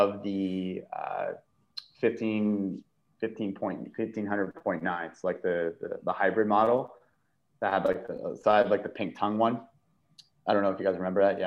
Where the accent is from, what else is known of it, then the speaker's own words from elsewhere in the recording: Canada; I'm Canadian